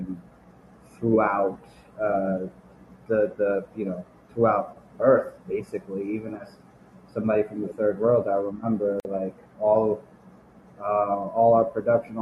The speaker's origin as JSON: {"language": "English", "country": "Nepal", "tie": "born or raised there", "said": "I'm from Nepal, I grew up in the 90s during the Maoist conflict there."}